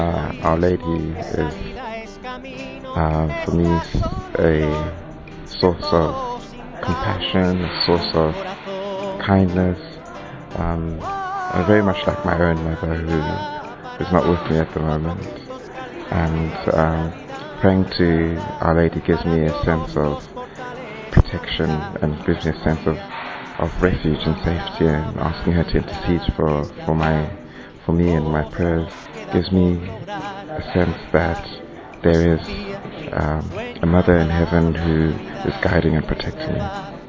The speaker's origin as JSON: {"language": "English", "country": "Zimbabwe", "said": "I'm from Zimbabwe."}